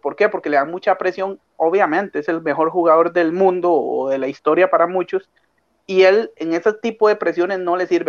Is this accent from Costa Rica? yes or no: yes; Costa Rica